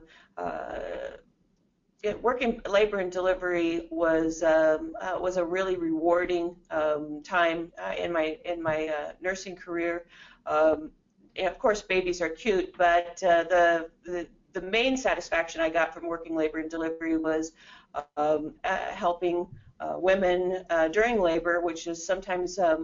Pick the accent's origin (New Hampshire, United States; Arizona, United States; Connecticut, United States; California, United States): Arizona, United States; Phoenix; also born or lived in Southern Illinois; My parents moved out here when I was in second grade, which was quite a while ago